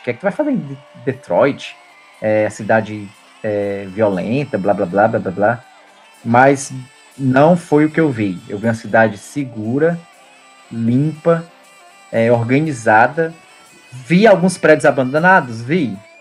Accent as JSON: {"language": "Portuguese", "town": "Fortaleza", "region": "Ceará", "country": "Brazil", "said": "Castelão lá em Fortaleza, que é de onde eu venho"}